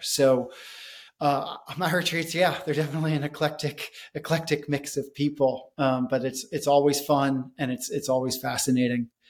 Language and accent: English; United States; also born or lived in India; growing up in America